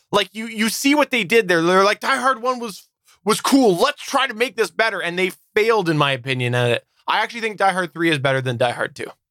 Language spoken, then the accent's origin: English; Canada; I'm Canadian and I'm Canadian